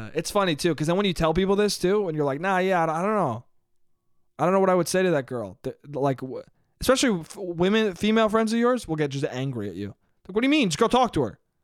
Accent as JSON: {"language": "English", "area": "Westchester", "region": "New York", "country": "United States", "tie": "born or raised there", "moved": "yes", "said": "family restaurant in my hometown"}